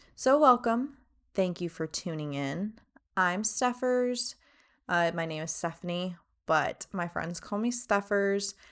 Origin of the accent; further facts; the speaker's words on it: Miami, Florida, United States; moved away as an adult; also born or lived in Fort Myers, Florida; now in North Carolina, United States; I am from Miami, Florida. That's right, three oh five. I went to elementary, middle school, high school. down in Miami